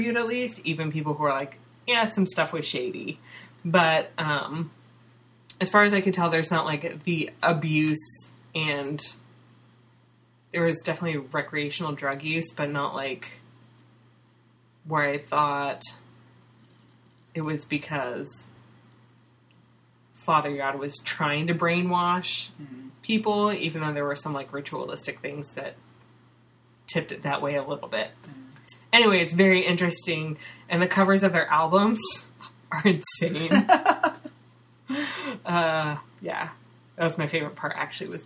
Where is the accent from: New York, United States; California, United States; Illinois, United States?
California, United States; Northern; moved away as an adult; now in Seattle, United States; where I grew up in Northern California.